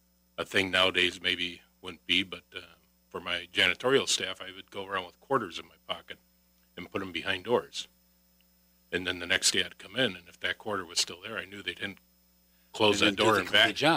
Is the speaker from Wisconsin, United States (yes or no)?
yes; Racine, Wisconsin, United States; moved away; I was from Racine originally